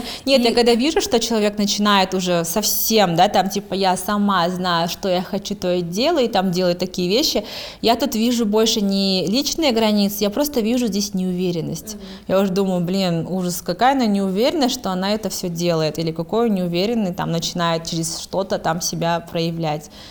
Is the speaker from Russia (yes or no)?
no; Kazakhstan